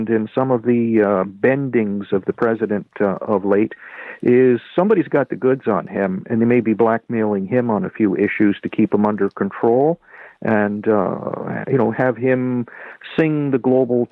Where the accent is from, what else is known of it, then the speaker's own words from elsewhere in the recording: Canada; I'm a Canadian